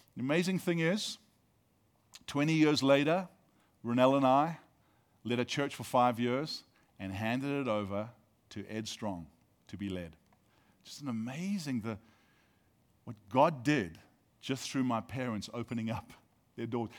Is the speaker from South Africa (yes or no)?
yes; South Africa; now in United States; Being South African actually means that I have dual citizenship.